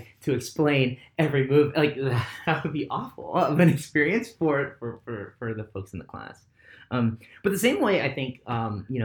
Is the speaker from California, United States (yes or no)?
yes; Southern California, United States; I grew up in SoCal and then just growing up here